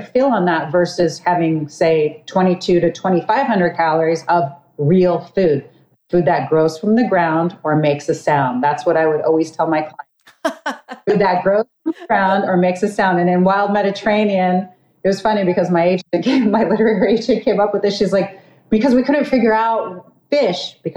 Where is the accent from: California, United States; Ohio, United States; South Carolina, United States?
California, United States; Los Angeles; I'm from Los Angeles, I've also worked with production studios